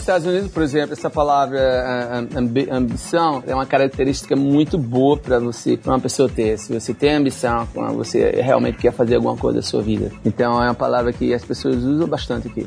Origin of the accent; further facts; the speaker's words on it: Jaboatão dos Guararapes, Pernambuco, Brazil; moved away as an adult; also born or lived in Recife; now in Miami, United States; Eu nasci lá num, num lugar que chama-se Jaboatão